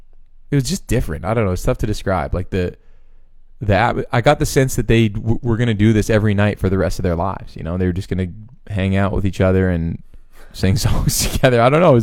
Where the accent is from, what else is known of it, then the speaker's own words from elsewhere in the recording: Canada; and I'm like, no, I'm actually Canadian, but not that you care.